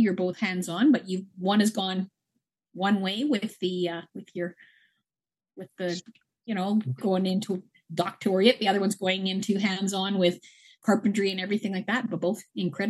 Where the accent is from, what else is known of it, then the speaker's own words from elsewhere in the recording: Grimshaw, Alberta, Canada; also born or lived in Berwyn, Alberta; I grew up in the Peace Country in more so around the Grimshaw area. I was born in a little tiny hospital called Berwyn, and my family was from that area, and I was so basically raised in Grimshaw. I went to Grimshaw High